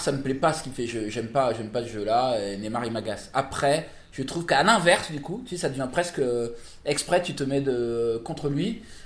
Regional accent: Paris, Île-de-France, France; je suis parisien

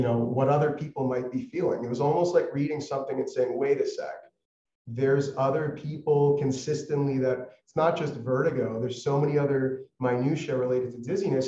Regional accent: Toronto, Ontario, Canada; moved away as an adult; now in United States; I'm born and raised in the Toronto area

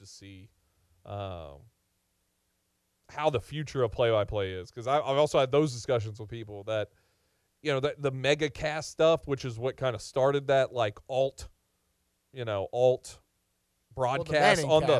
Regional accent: Nashville, Tennessee, United States; also born or lived in Chattanooga; I grew up here in Nashville.

